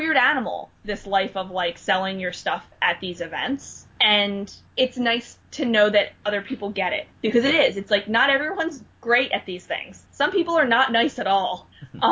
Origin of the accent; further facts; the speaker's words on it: New Jersey, United States; now in Philadelphia, United States; I'm from Philadelphia, and, well, I'm originally from New Jersey, but I live in Philadelphia